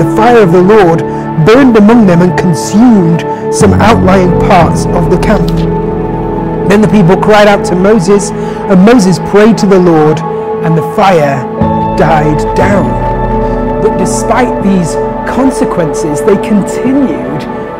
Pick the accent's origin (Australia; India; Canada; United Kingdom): United Kingdom; as British people